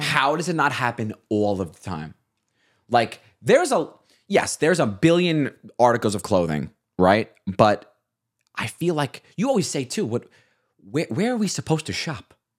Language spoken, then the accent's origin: English; Staten Island, New York, United States; As a Staten Islander